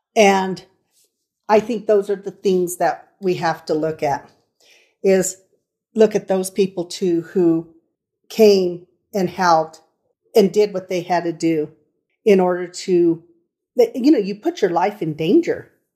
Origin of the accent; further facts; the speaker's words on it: Colorado Springs, Colorado, United States; We are from Colorado Springs, Colorado